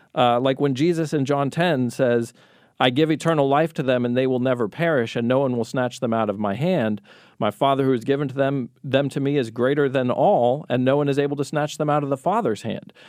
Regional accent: Colorado, United States; moved away; also born or lived in Long Beach, California; I grew up in Colorado where we have all four seasons

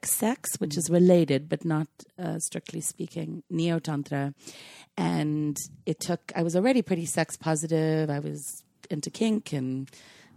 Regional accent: Cape Town, Western Cape, South Africa; moved away as an adult; also born or lived in London, United Kingdom / Australia / New Zealand; now in Oakland, United States; I grew up in Cape Town in South Africa, and I was there till after college

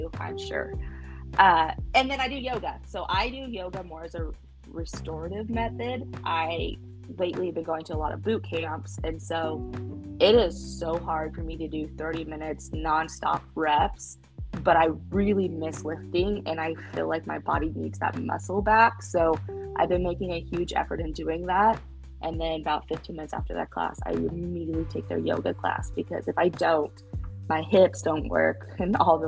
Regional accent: Midwest, United States; we're from the Midwest

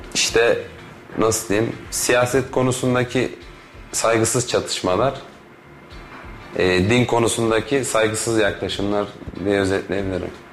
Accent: İzmir, Turkey; moved away as an adult; now in Kayseri, Turkey; İzmir'de doğup büyüdük

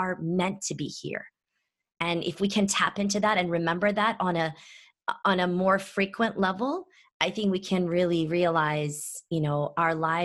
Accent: Istanbul, Turkey; moved away; also born or lived in Athens, Ohio, United States; I'm originally from Istanbul, Turkey

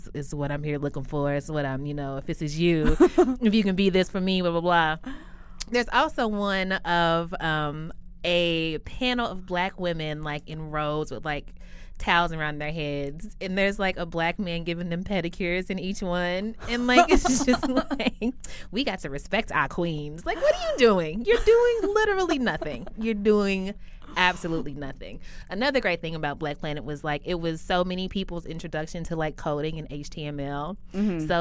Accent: Kentucky, United States; also born or lived in Lexington, Kentucky; I grew up in Kentucky.

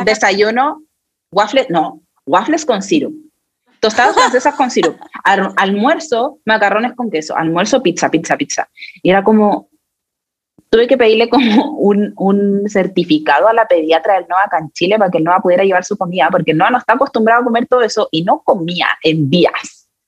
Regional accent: Chile; en mi país, yo vivo acá en Chile

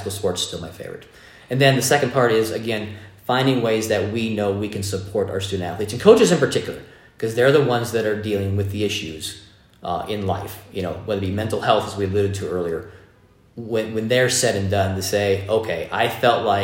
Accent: East Bay, California, United States; now in Las Vegas, United States; I'm a Bay Area kid, okay? So I grew up in the East Bay of California

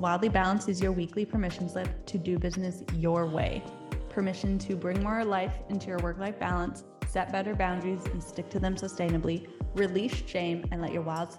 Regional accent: Salmon Arm, British Columbia, Canada; I'm currently in Salmon Arm, so back in my hometown.

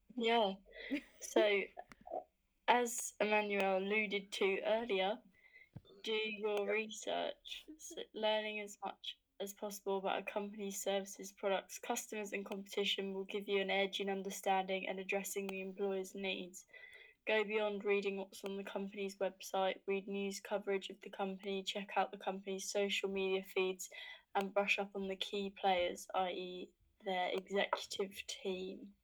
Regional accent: Hertfordshire, East of England, United Kingdom; I'm from Hertfordshire

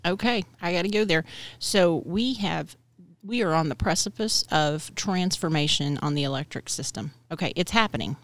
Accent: Texas, United States; moved away as an adult; also born or lived in El Paso, Texas / Austin, Texas; now in North Carolina, United States; I'm a Texan. We, we have to when we're born, we have to watch oil and gas

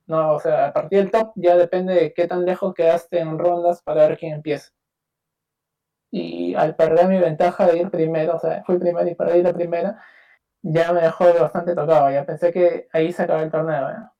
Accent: Peru; yo soy de Perú, Latinoamérica, acá

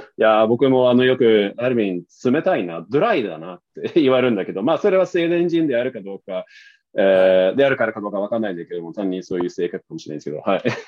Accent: northern Sweden, Sweden; Japanese is a second language; moved away as an adult; now in Tokyo, Japan; 特に僕のふるさとはそうなんですね。なので、あの、そういう視線で、あの、まあ、そういう環境で育ったので

